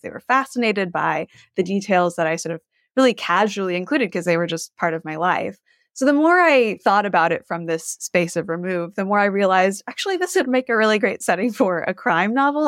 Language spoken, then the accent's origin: English; Gulf Coast of Texas, United States; moved away; I grew up on the Gulf Coast of Texas